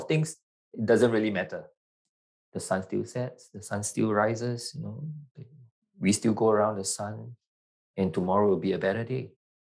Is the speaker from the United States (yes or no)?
no; Singapore; also born or lived in New Zealand / London; Singapore. Born and bred in Singapore. Yeah, but I was educated in New Zealand and London as well